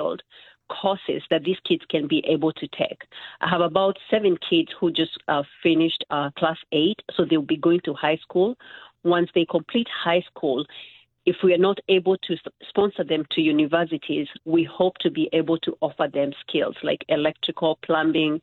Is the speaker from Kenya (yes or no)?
yes; Nakuru, Nakuru County, Kenya; moved away; I'm originally from Nakuru, and so growing up, I was exposed to tribal and political